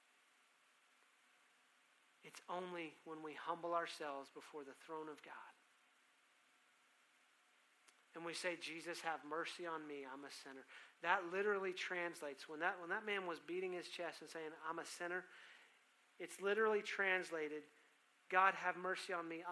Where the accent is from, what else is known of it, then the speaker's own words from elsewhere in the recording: Texas, United States; I'm a Texan